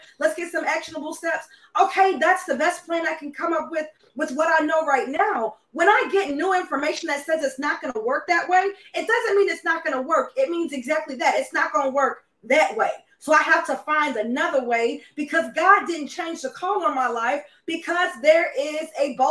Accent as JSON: {"language": "English", "town": "Charlotte", "region": "North Carolina", "country": "United States", "said": "I'm from Charlotte."}